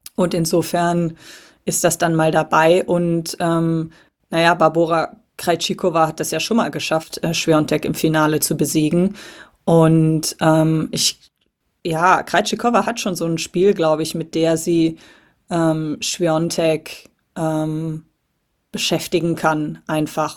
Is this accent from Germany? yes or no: yes; Cologne, North Rhine-Westphalia, Germany; als gebürtige Kölnerin